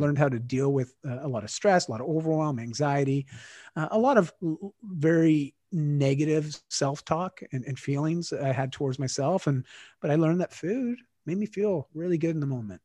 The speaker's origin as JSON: {"language": "English", "country": "Canada", "said": "I'm Canadian now."}